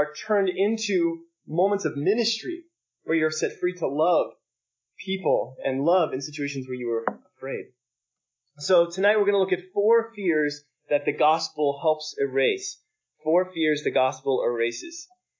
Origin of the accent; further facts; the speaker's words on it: Alabama, United States; I don't know if you know this, I grew up in Alabama